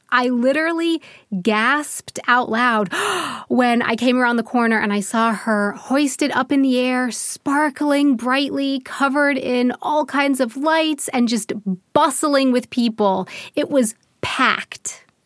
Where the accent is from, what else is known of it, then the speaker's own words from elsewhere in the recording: United States; moved away as an adult; now in Germany; I'm an American who has been living in Germany for 10 years now